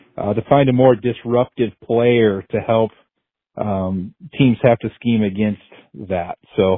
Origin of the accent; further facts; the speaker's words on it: upstate New York, United States; now in Punta Gorda, United States; I'm calling from Punta Gorda, Florida. We're upstate New York natives, but have transplanted down here.